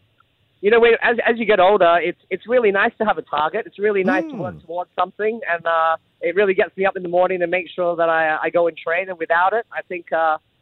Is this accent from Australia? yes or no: yes; Adelaide, South Australia, Australia; now in Singapore; I grew up in Adelaide in South Australia